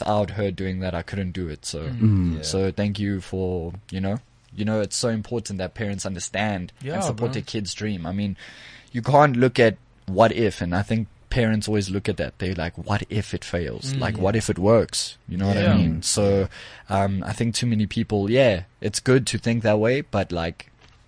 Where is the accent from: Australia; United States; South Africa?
South Africa; we live here, Baba, you know, this is where we're from. So, man, we keep it South Africa